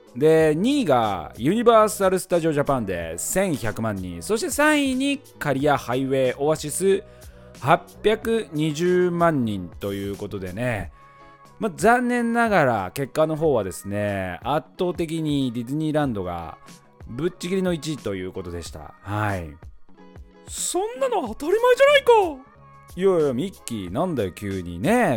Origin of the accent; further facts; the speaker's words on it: Mikawa, Aichi, Japan; 地元三河